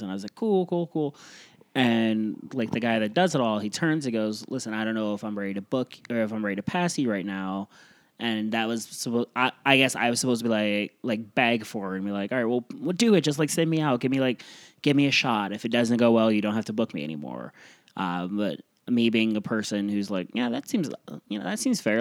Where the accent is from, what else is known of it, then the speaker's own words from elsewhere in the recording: Iowa, United States; moved away; also born or lived in Florida / New York City / Midwest; I was from Iowa